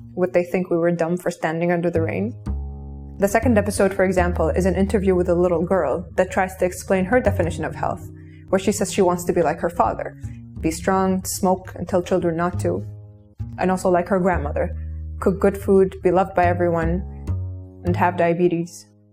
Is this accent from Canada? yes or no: no; Kuwait; I grew up in Kuwait in the early 90s, where I was raised by screens